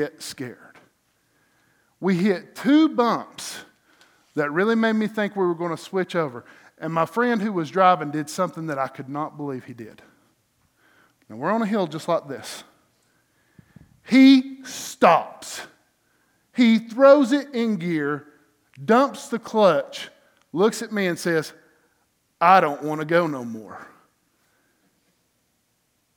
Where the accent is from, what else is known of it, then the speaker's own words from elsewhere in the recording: North Georgia, United States; Growing up in North Georgia